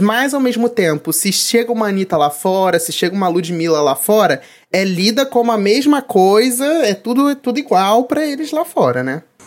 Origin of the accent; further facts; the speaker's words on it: Brazil; nós como brasileiros